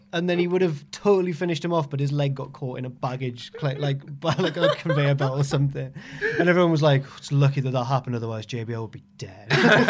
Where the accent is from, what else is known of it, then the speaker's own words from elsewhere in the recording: Newcastle, North East England, United Kingdom; I'm from Newcastle, mate.